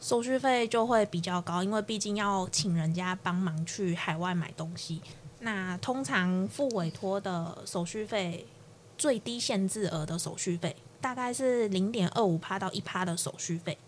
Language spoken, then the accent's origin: Chinese; Kaohsiung, Taiwan; 身为高雄人的，我